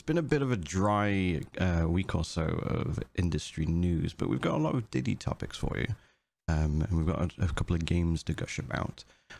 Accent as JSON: {"language": "English", "region": "England", "country": "United Kingdom", "said": "I'm Britain. British. I'm English."}